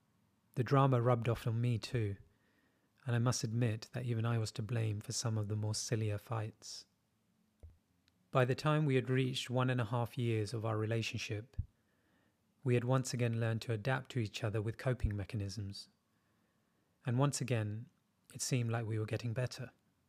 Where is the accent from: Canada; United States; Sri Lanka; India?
India; moved away as an adult; I'm originally from India and spent all of my life there before this big move. I'm 27 going on 28 and recently single.